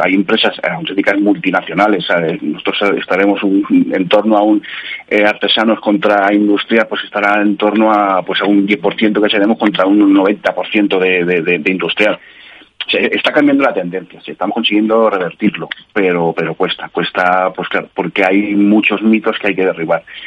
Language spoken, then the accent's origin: Spanish; Madrid, Community of Madrid, Spain; yo que soy de aquí de Madrid, bueno, haya vivido por muchos sitios